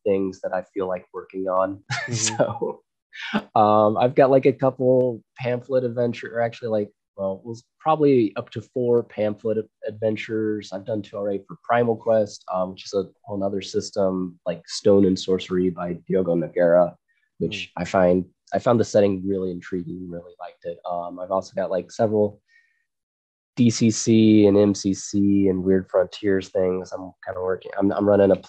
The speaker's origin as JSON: {"language": "English", "town": "Frisco", "region": "Texas", "country": "United States", "tie": "born or raised there", "said": "I grew up in Frisco, Texas."}